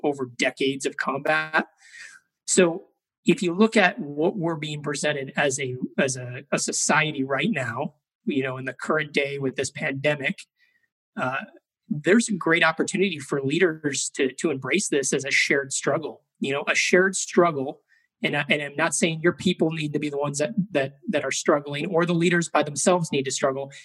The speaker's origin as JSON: {"language": "English", "town": "Chicago", "region": "Illinois", "country": "United States", "tie": "born or raised there", "said": "I grew up in Chicago, Illinois."}